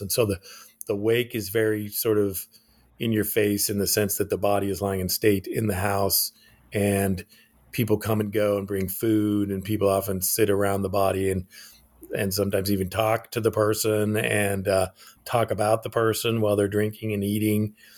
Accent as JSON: {"language": "English", "region": "Alaska", "country": "United States", "tie": "born or raised there", "also_born_or_lived": "Japan", "moved": "yes", "said": "I was born in Alaska."}